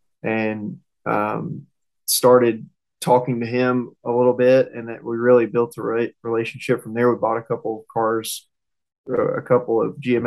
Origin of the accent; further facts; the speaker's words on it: Southern, United States; accent: Southern; if y'all can tell from my accent, I mean, I'm a little Southern